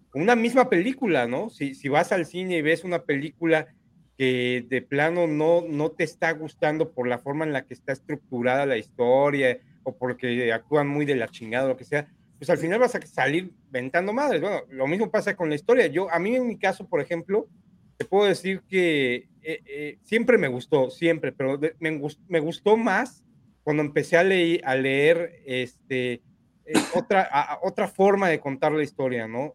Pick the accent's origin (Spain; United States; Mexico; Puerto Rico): Mexico; como mexicanos